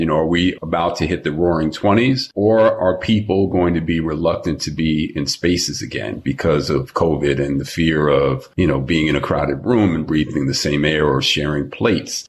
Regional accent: New York, United States; moved away as an adult; now in Los Angeles, United States; I've been living in LA for 30 years, born and raised in New York

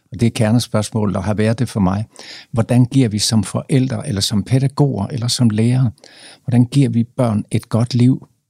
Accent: Jutland, Denmark; moved away; vi kommer fra Jylland

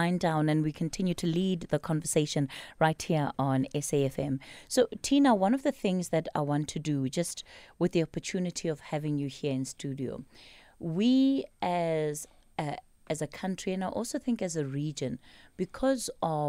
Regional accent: South Africa; And the minute I say I'm South African and you're from Kenya, then there's an automatic othering that comes in.

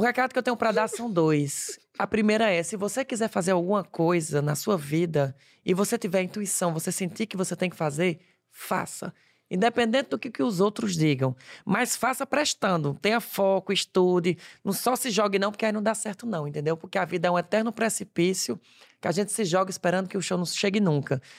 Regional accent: interior of Ceará, Brazil; accent: Cearense; now in Paris, France; eu sou do interior do Ceará

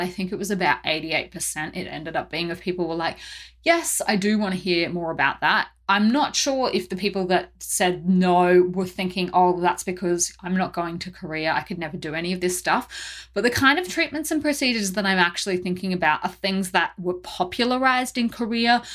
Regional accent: Australia; being Australian

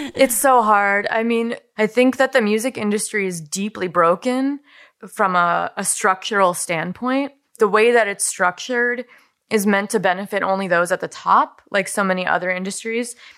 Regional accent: Wisconsin, United States; I built a house on the land where I grew up

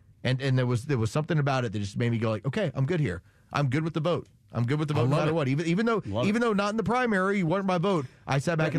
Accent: San Antonio, Texas, United States; I grew up as a Cowboy fan. I grew up in San Antonio, Texas.

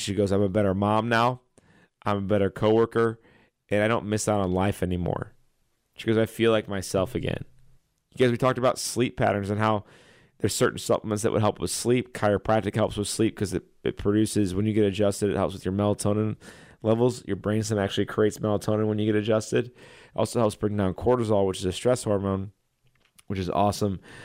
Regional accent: Chesterfield, Missouri, United States; I grew up in Chesterfield, right down the street from Logan College

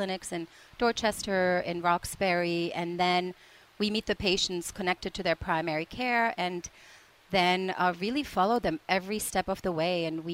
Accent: Prague, Czechia; moved away; I'm from the Czech Republic originally

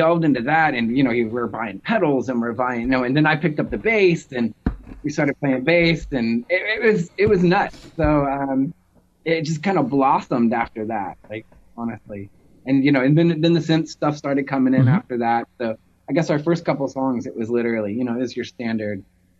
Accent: Nashville, Tennessee, United States; now in Seattle, United States; I'm from Nashville and he's from Pennsylvania.

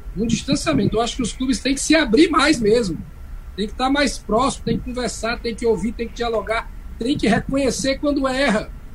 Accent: Fortaleza, Ceará, Brazil; sou cearense, né, nasci em Fortaleza

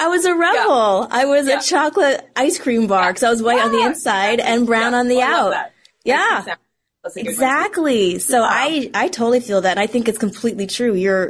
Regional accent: just outside of Edmonton, Alberta, Canada; I grew up just outside of Edmonton.

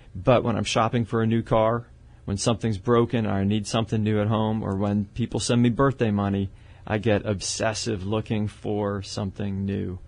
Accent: Canada; moved away as an adult; also born or lived in Pennsylvania / Dallas; now in San Antonio, United States; originally Canadian.

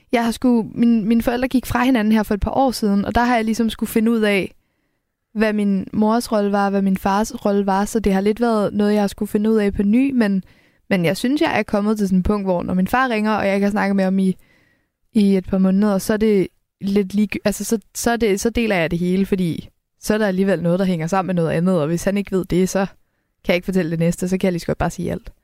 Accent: Helsingør, Capital Region of Denmark, Denmark; jeg kommer fra Helsingør, så det, det er meget en havneby

